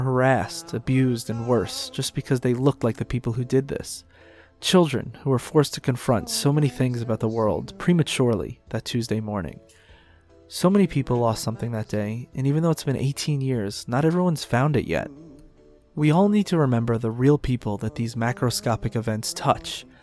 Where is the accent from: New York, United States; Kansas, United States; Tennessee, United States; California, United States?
New York, United States; New York City; I'm a New Yorker